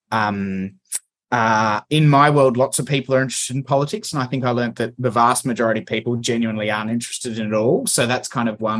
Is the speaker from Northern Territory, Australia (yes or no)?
no; Canberra, Australian Capital Territory, Australia; moved away as an adult; now in Melbourne, Australia; I grew up in Canberra and studied uni, went and did law and accounting at the ANU in Canberra